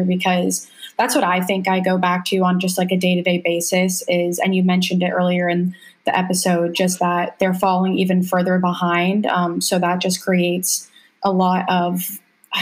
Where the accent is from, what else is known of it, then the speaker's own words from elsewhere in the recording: New York, United States; I'm from New York originally